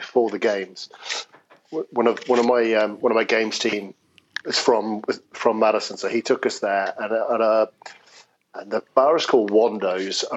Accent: United Kingdom; We're British

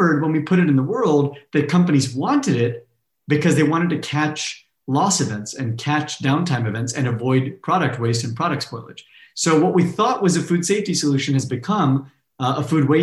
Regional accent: Fresno, California, United States; I grew up in California in an ag town called Fresno in the Central Valley

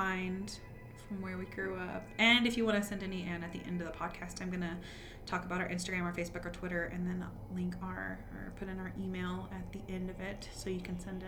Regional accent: rural Texas, United States; I grew up in rural Texas

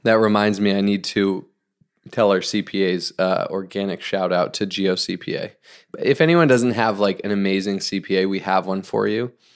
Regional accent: Northeast, United States; now in Orange County, United States; I grew up in the Northeast

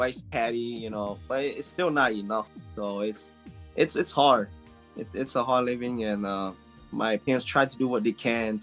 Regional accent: Laos; English is a second language; moved away; I grew up in Laos in the 1990, and we lived in like poverty.

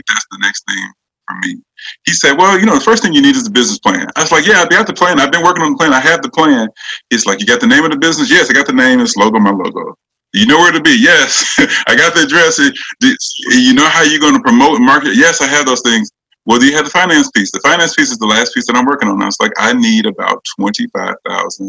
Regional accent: Pensacola, Florida, United States; moved away as an adult; now in Nashville, United States; I'm originally from Pensacola. And of course, I live in Nashville, been here for 20 plus years at this point

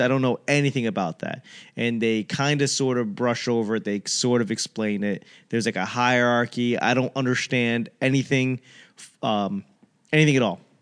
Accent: Boston, Massachusetts, United States; moved away; I grew up in Boston when it was like, uh, it was a shithole

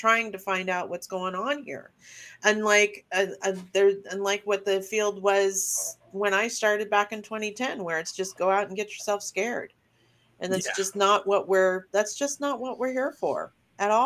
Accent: the North, Northern United States, United States; moved away; I'm a Northerner. I'm a Yankee

